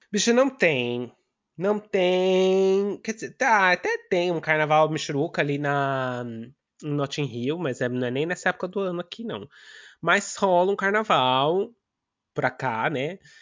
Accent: São Paulo, Brazil; moved away; eu sou do bairro do Limão, em São Paulo

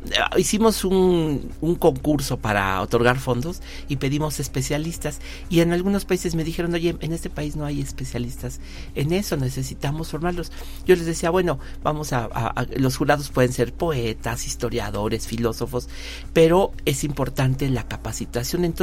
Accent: Mexico; ¿qué estamos haciendo como mexicanos, más allá de nuestras fronteras?

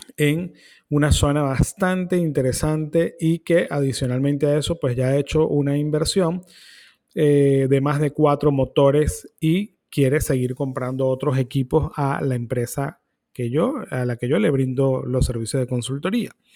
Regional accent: Venezuela; ciertamente soy venezolano

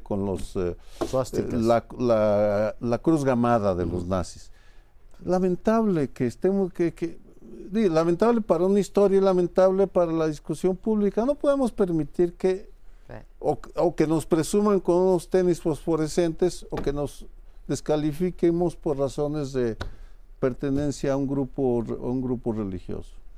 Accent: Jalisco, Mexico; yo crecí con esa revista en Jalisco

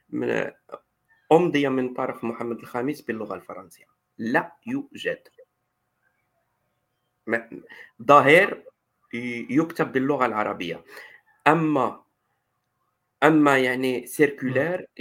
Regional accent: Iraq

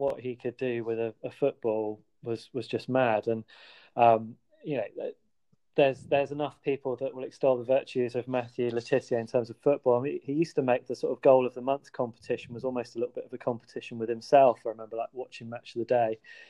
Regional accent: Bath, South West England, United Kingdom; also born or lived in Belgium; I didn't actually grow up in Southampton. I grew up in Bath, which is a lovely place. But also spent a bit of time living in Belgium, then went back to Bath.

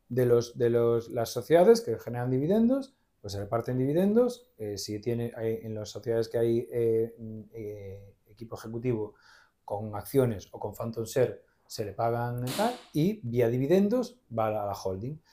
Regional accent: Vigo, Galicia, Spain; also born or lived in Santiago de Compostela; soy de Vigo, pero bueno, medio de Santiago, nací en Santiago, mi, familia materna es de Santiago y mi madre, pues... Eh, eh, bueno, que me llevó a hacer a Santiago y volví a Vigo, eh, soy de Vigo

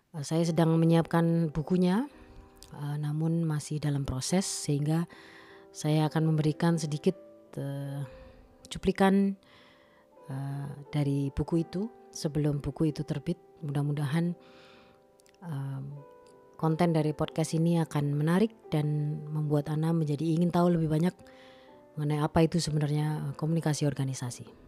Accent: Malang, East Java, Indonesia; saya eh, memutuskan untuk pensiun dini dan kembali ke kampung halaman saya di Kota Malang.

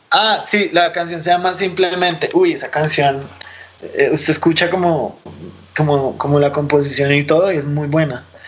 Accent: Bogotá, Colombia; moved away as an adult; also born or lived in Kazakhstan; nosotros rolos

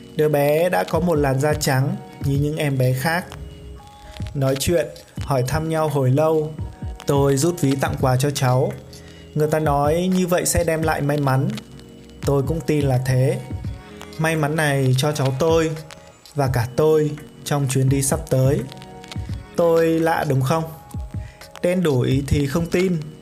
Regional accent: Hà Tây, Hanoi, Vietnam; quê tôi có gọi con tép sông là tôm

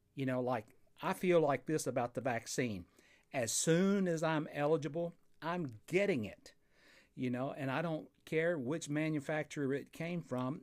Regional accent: Fort Payne, Alabama, United States; recording here in my hometown of Fort Payne, Alabama

